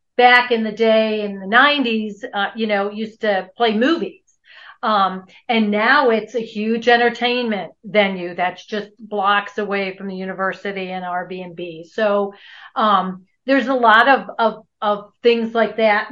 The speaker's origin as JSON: {"language": "English", "town": "Buffalo", "region": "New York", "country": "United States", "also_born_or_lived": "Europe", "moved": "as an adult", "lives_now": "Albuquerque, United States", "said": "we're originally from Buffalo, New York."}